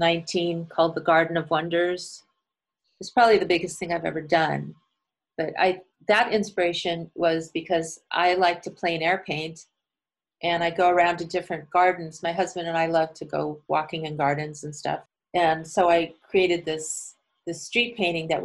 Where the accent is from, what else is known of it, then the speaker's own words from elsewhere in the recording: United States; I was from America